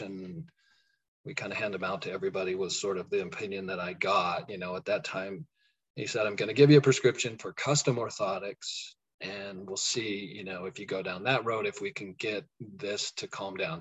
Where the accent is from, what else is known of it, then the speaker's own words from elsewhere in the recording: Colorado, United States; moved away as an adult; also born or lived in Kansas; now in Kansas City area, United States; I'm from Colorado